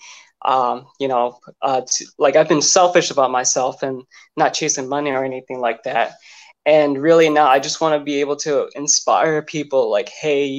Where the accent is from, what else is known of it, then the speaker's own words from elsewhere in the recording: California, United States; I'm from California, West Coast